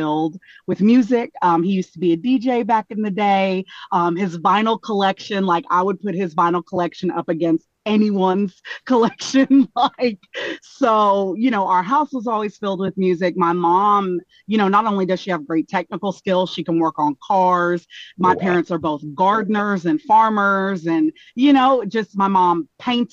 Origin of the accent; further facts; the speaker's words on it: Bullard, Texas, United States; moved away as an adult; now in East Coast, United States; I'm originally from a small town in Texas, Bullard, Texas